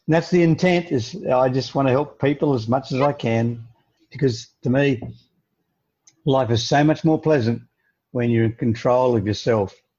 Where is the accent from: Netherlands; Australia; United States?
Australia; being an Australian